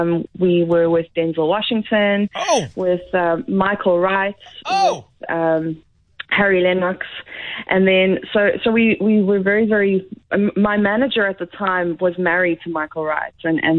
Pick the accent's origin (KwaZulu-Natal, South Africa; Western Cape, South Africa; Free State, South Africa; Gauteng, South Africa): KwaZulu-Natal, South Africa; Durban; moved away as an adult; now in Canterbury, United Kingdom; I was born and bred in Durban